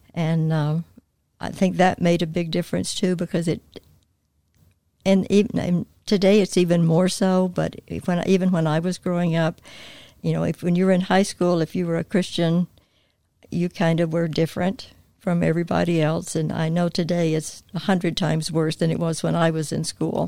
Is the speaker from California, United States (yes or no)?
no; North Carolina, United States; moved away as an adult; also born or lived in Indiana; I was born and raised in North Carolina